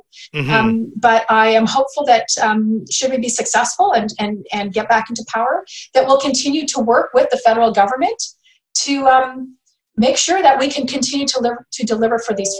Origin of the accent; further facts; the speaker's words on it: British Columbia, Canada; And I that's a value that we have as British Columbians.